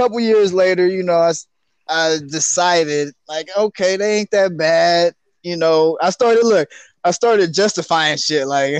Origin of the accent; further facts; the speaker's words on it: San Francisco, California, United States; growing up in Hunters Point.